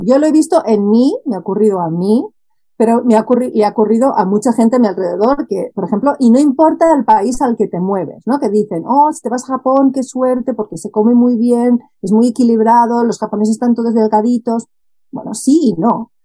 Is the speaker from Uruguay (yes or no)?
no; Barcelona, Catalonia, Spain; moved away as an adult; also born or lived in Netherlands / Japan; fuera de donde nací, porque yo soy originalmente soy de Barcelona